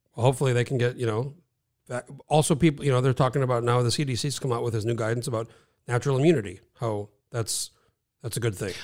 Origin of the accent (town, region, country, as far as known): New Mexico, United States; moved away as an adult; now in Alaska, United States